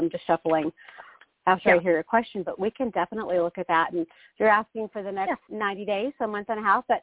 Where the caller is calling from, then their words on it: Arizona, United States; Um, … in Arizona.